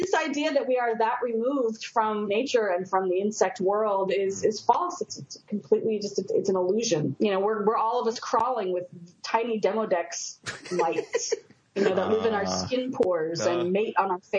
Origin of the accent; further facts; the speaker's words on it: Japan; And I grew up partly in Japan, so to me, I really like them.